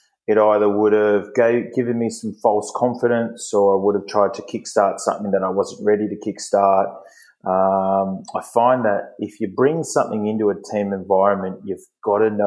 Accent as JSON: {"language": "English", "town": "Sydney", "region": "New South Wales", "country": "Australia", "tie": "born or raised there", "also_born_or_lived": "Japan", "said": "I was born here in Sydney, and lived in Oatley"}